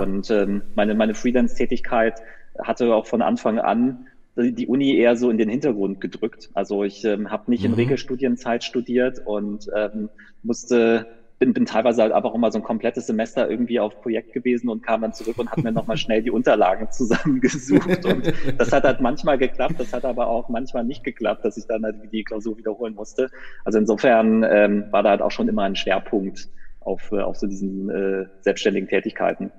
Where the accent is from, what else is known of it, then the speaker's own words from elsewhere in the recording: Düsseldorf, North Rhine-Westphalia, Germany; also born or lived in Münster; ich komme nicht gebürtig aus Münster, ich bin gebürtig aus Düsseldorf, also aus dem Rheinland